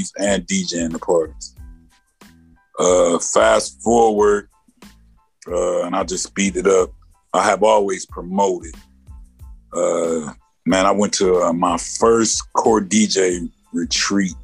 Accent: Elkhart, Indiana, United States; I'm from Elkhart, Indiana

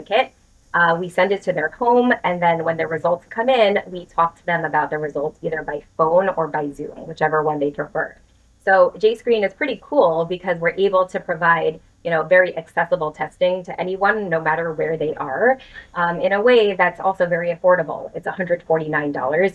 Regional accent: New York City, New York, United States; I was born and raised in the New York City area.

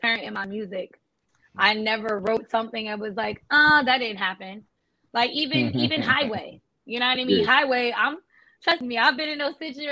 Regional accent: New Jersey, United States; accent: Jersey New York; we're from Jersey. We have an accent.

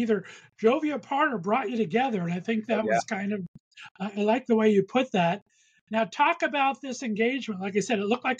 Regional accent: West Covina, California, United States; I grew up in West Covina, California. So I'm a little bit of east of LA, not too far.

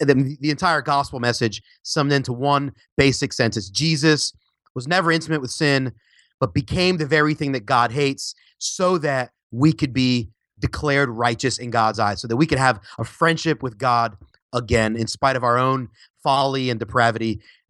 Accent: Philadelphia, Pennsylvania, United States; now in Orlando, United States; I live in Orlando, Florida, but I was originally from Philly, PA. Shout out to any Philly fans out there.

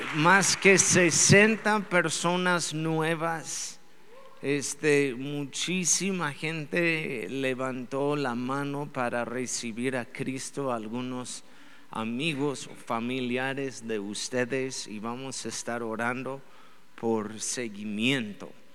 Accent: Mexico; somos buenos mexicanos

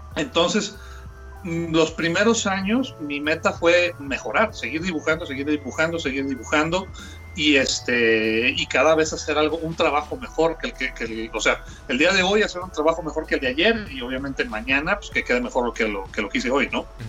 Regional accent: Aguascalientes, Mexico; aquí en, mi tierra, en Aguascalientes, cuando yo empecé con todo este rollo de, la dibujada

